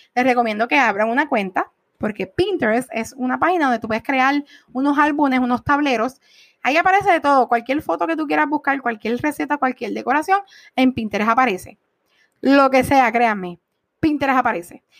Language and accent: Spanish; Puerto Rico; estamos en Puerto Rico